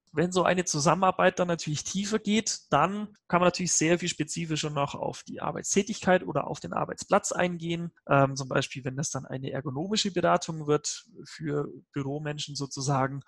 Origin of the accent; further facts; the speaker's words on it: Allgäu, Bavaria, Germany; man hört mir das möglicherweise an. Ich komme ja aus Bayern, aus, aus dem beschaulichen Allgäu.